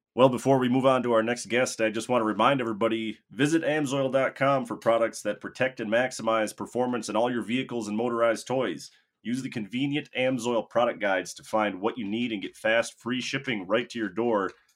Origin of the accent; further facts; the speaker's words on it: Crandon, Wisconsin, United States; moved away; I'm actually from Crandon, you know, grew up at the racetrack there myself